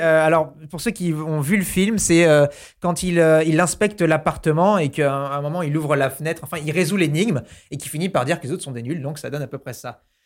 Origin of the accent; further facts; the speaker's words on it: New Caledonia; moved away; quand j'étais petit, j'habitais en Nouvelle-Calédonie.